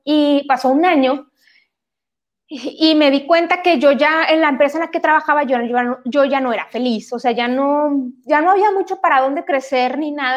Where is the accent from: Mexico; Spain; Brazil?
Mexico; Monterrey, Nuevo León; vivo en Monterrey, soy regia